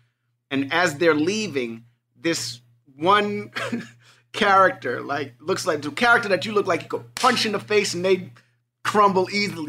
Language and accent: English; New York City, New York, United States; you know, I grew up in Hell's Kitchen. Warriors, like, is New York City.